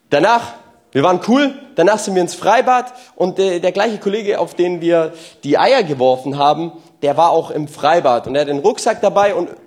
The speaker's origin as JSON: {"language": "German", "town": "Walhausen", "country": "Germany", "said": "Ich komme ja aus Walhausen und Walhausen, da gelten so andere Gesetze, okay?"}